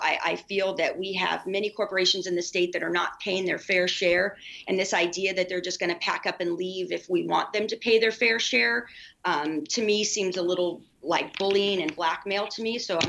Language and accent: English; Midwest, United States; I'm from the Midwest, so I love that the 31st makes up actually a huge part of the congressional 8th.